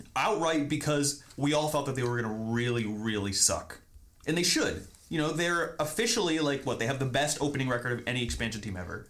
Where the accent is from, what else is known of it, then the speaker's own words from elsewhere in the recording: Indianapolis, Indiana, United States; also born or lived in Berwyn, Illinois; I was born in Berwyn, mm-hmm. real close to Chicago, and then I was raised pretty much exclusively in Indianapolis